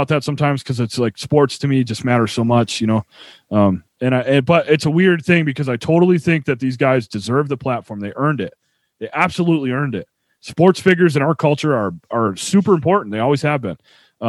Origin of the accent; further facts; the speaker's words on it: Buffalo, New York, United States; also born or lived in Nashville, Tennessee; Born in Nashville and I was raised in Buffalo.